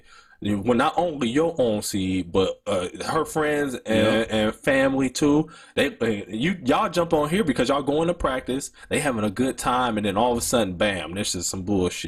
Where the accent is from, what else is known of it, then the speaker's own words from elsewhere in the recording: Detroit, Michigan, United States; I'm from Detroit